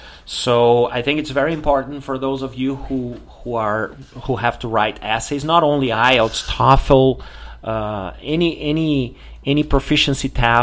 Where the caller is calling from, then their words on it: Porto Alegre, Rio Grande do Sul, Brazil; English is a second language; I'm … and I'm speaking from Porto Alegre in the south of Brazil.